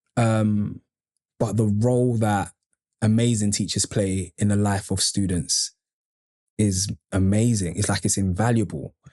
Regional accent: London, United Kingdom; I grew up on Andover Estate

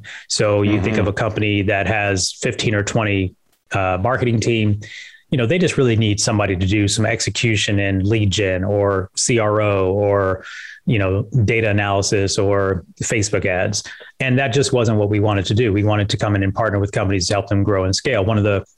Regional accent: Las Vegas, Nevada, United States; I grew up in Vegas.

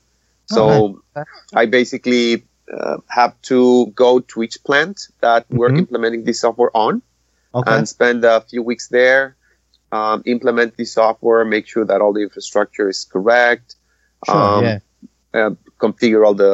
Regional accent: Mexico; moved away as an adult; also born or lived in Nebraska; now in Wisconsin, United States; I'm originally from Mexico, and I immigrated about, 5 years ago? Okay. I first went to Nebraska, and now I moved to Wisconsin.

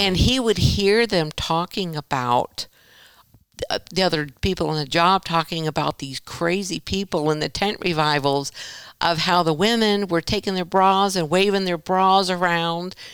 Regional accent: Vero Beach, Florida, United States; I was born in Vero Beach, Florida.

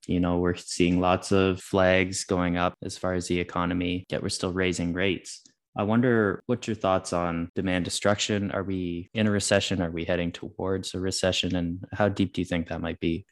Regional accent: Canada; as a Canadian

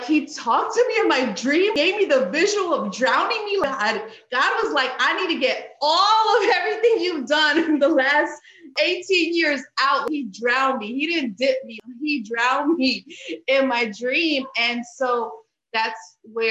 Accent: Bethlehem, Pennsylvania, United States; moved away as an adult; now in South Carolina, United States; I'm originally from Bethlehem, Pennsylvania. Grew up there, but then at 18, I moved to South Carolina.

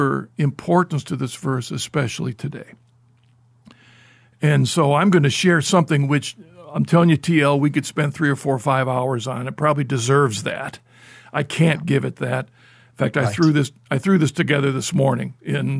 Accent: Ohio, United States; I'm usually within the boundaries of Ohio most of my life

